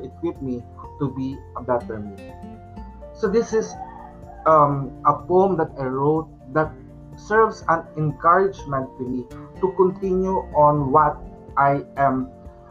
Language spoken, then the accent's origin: English; Philippines; for us as a Filipino, since our country has been dominated and colonized by the Spanish colonizer